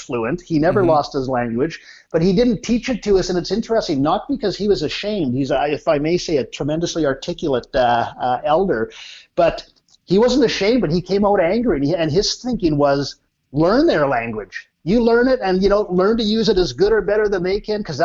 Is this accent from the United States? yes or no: no; Ojibways of Onigaming First Nation, Ontario, Canada; I'm from the Ojibways of Onigaming First Nation